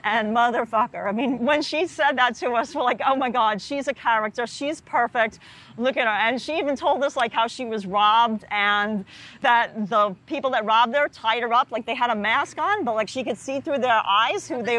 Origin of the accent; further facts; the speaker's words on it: New York City, New York, United States; also born or lived in Harlem, New York City; grew up in the Bronx.